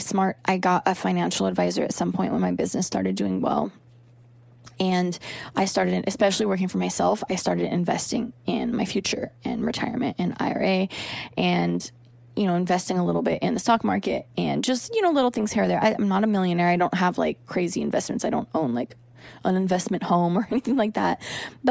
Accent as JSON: {"language": "English", "area": "the Northwest", "region": "Pacific Northwest", "country": "United States", "tie": "born or raised there", "moved": "yes", "lives_now": "Los Angeles, United States", "said": "Growing up in the Northwest, I know all about rain and gloom all the time"}